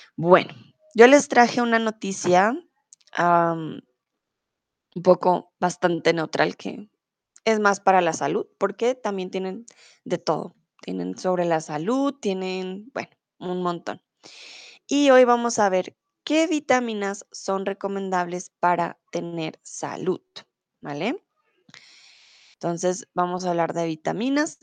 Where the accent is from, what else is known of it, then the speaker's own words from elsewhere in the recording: Colombia; moved away as an adult; now in Germany; soy de Colombia